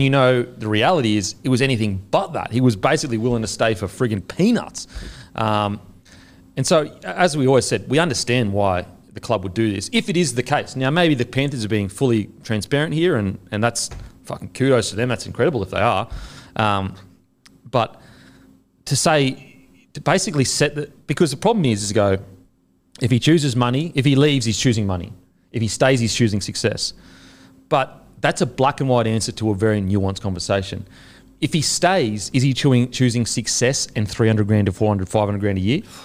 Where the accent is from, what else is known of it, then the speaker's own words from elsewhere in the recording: Australia; I'm Australian